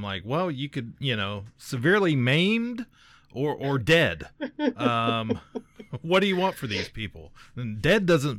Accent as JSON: {"language": "English", "region": "Mid-Ohio Valley", "country": "United States", "said": "I'm from the Mid-Ohio Valley"}